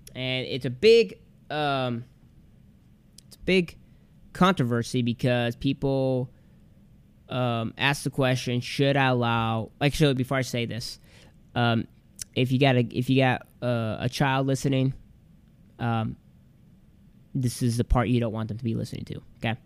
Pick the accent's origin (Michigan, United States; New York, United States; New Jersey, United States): Michigan, United States; we lived in this little town in Michigan